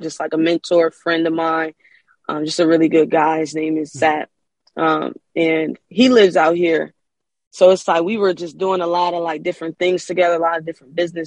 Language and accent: English; Wilmington, Delaware, United States; moved away as an adult; now in California, United States; I'm from Wilmington, Delaware. And I just recently moved to California